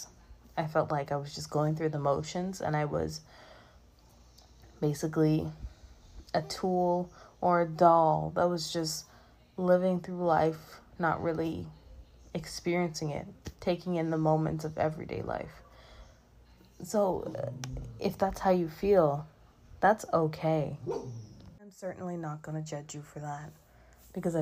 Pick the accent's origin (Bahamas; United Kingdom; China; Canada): Bahamas; moved away as an adult; now in Orlando, United States; growing up in the Bahamas in particular, where mental health isn't really talked about